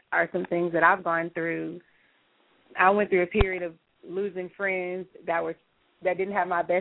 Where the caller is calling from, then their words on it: Houston, Texas, United States; I'm calling from Houston, and I'm just really inspired by this conversation that's going on.